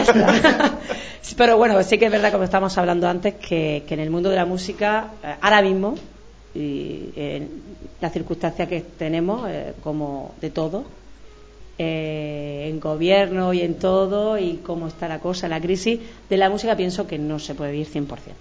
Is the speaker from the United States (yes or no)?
no; Cartagena, Region of Murcia, Spain; somos todos cartageneros